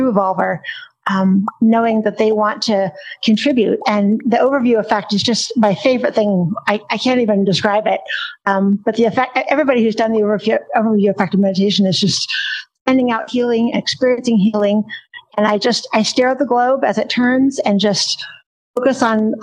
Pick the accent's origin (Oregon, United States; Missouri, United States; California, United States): California, United States; Silicon Valley; also born or lived in Palo Alto; I'm a Silicon Valley kid. I'm in East Hills and in Alum Rock, and I was born in Palo Alto.